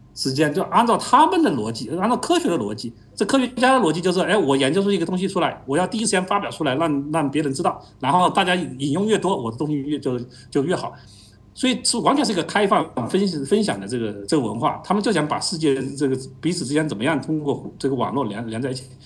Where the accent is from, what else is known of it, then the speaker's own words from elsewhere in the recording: China; 我们中国人